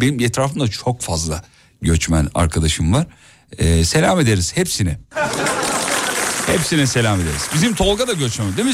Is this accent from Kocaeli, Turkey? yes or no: yes; Kocaeli, Turkey; also born or lived in Erzurum; now in Istanbul, Turkey; ben e, özümde Erzurumluyum ama doğma büyüme Kocaeli